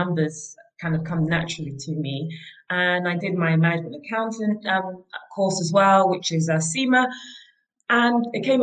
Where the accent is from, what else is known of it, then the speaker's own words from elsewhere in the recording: Nigeria; moved away; my childhood and how I grew up in Nigeria